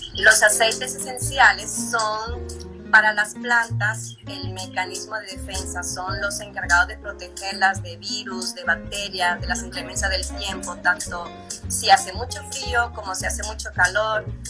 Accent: Dominican Republic; moved away as an adult; now in Mexico; soy dominicana y vivo en México hace 10 años

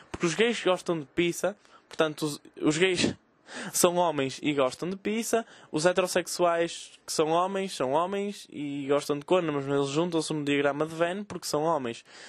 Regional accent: the North, Northern Portugal, Portugal; eu sou do Norte

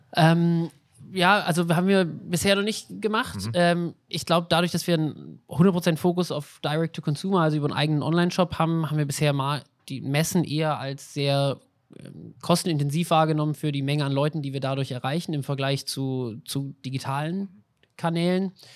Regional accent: Swabia, Germany

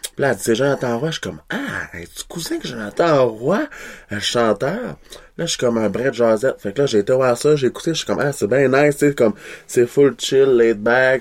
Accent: Kedgewick, New Brunswick, Canada; accent: Québécois; moved away; je viens de Kedgewick, là, born and raised.

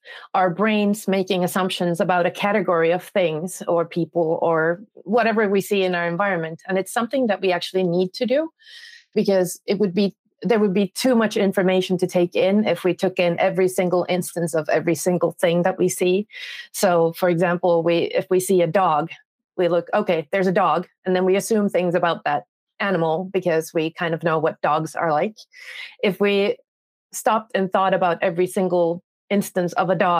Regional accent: Finland; I am from Finland

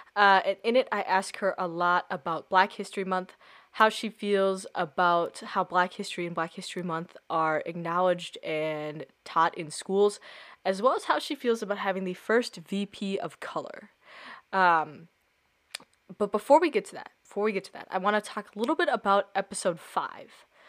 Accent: Lakeville, Minnesota, United States; we're both growing up in Lakeville

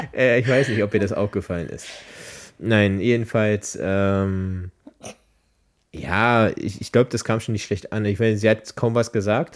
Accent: Berlin, Germany; now in Brandenburg, Germany; Jetzt Brandenburger, aber ursprünglich Berliner

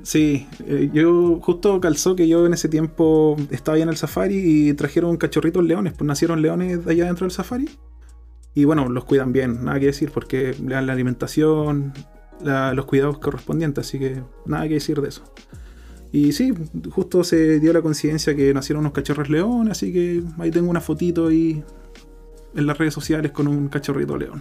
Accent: Chile; Nosotros somos chilenos de corazón

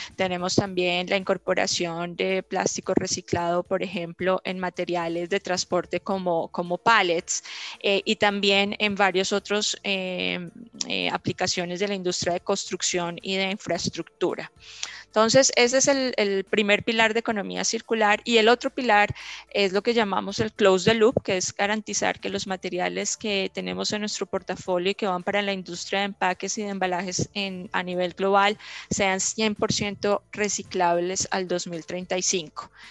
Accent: Colombia; siendo colombiana

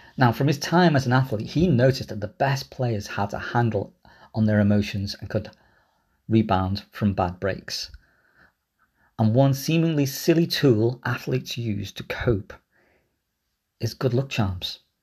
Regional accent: Liverpool, North West England, United Kingdom; I grew up in Liverpool.

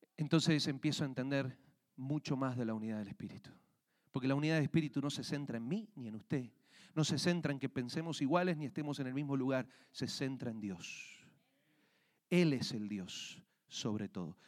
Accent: Argentina; now in Colorado, United States; yo crecí en Argentina, vivíamos en una parte, en una finca

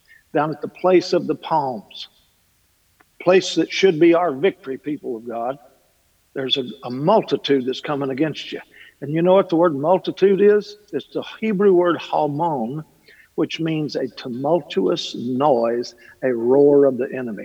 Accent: Kentucky, United States

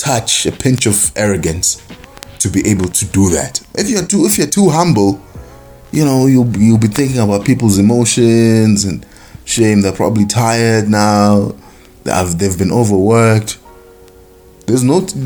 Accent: South Africa; I'm a South African.

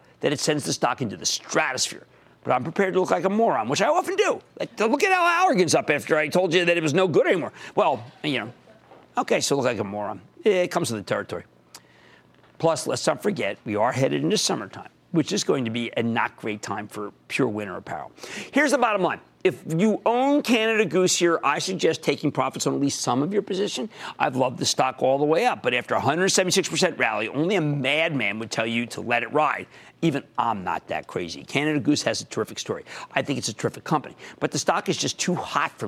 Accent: Philadelphia, Pennsylvania, United States; accent: Philadelphia; also born or lived in New Jersey; my Philadelphia accent

